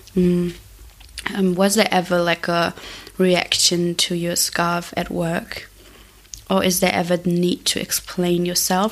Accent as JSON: {"language": "English", "country": "Germany", "said": "I am also in Berlin because I'm from Germany"}